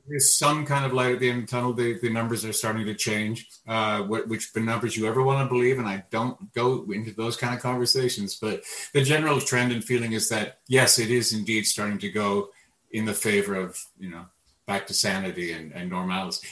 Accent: Canada; born on the other side of and growing up in Canada

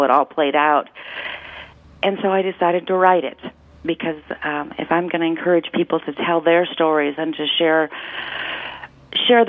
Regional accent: Huron, South Dakota, United States; when I was 15 years old and growing up in Huron, South Dakota, a town of 12,000 people

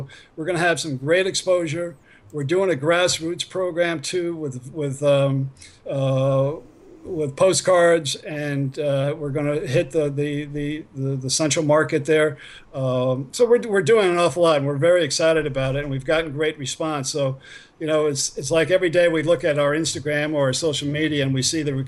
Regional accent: New York, United States; I'm an East Coaster. I grew up in New York

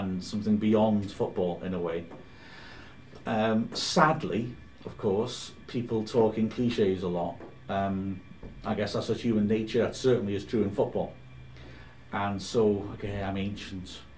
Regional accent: Wales, United Kingdom; I'm from Wales. I live in the cold.

